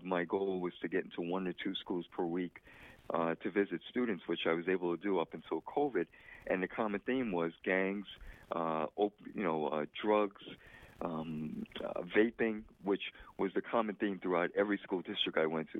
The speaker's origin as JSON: {"language": "English", "town": "New York City", "region": "New York", "country": "United States", "tie": "born or raised there", "said": "I was born in the Bronx"}